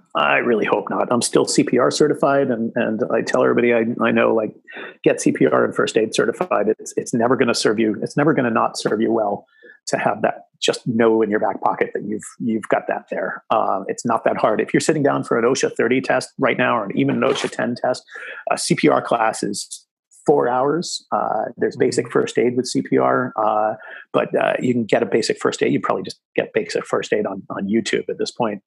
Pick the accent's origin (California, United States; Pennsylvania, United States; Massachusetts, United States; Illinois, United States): Massachusetts, United States; moved away; also born or lived in Connecticut / New York; I grew up in Massachusetts